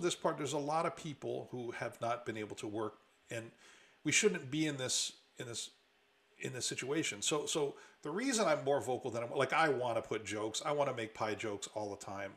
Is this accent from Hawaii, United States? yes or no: yes; Oahu, Hawaii, United States; now in Seattle, United States; I grew up in Hawaii